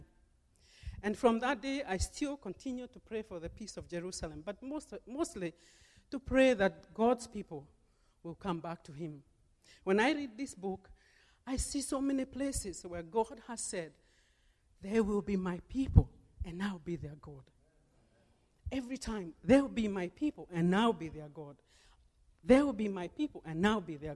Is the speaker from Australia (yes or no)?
no; Kenya; now in United States; my birth country. I'm originally from Kenya